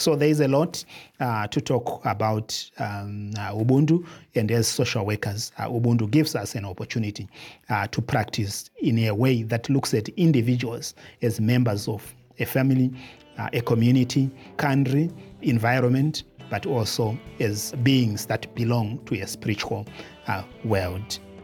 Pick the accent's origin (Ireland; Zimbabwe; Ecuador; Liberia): Zimbabwe; I come from Zimbabwe